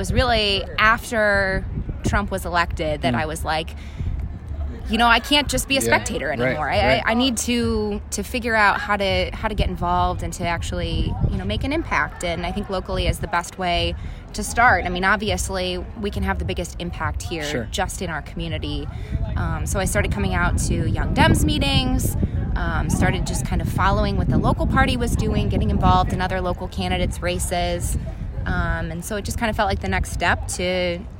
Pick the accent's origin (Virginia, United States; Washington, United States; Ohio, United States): Ohio, United States; Bowling Green; moved away as an adult; now in Toledo, United States; I am originally from Bowling Green